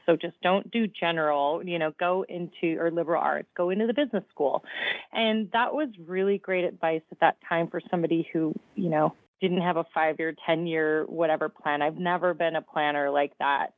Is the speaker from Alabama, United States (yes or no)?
no; Downers Grove, Illinois, United States; I grew up in Downers Grove, Illinois, in the suburbs